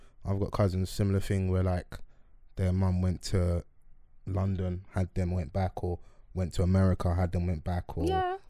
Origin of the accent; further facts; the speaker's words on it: Nigeria; If you think I'm leading this conversation as a Nigerian man, you're sadly mistaken, yeah?